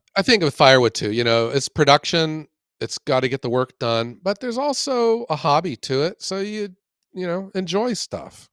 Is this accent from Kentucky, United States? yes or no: no; Ohio, United States; I love my home state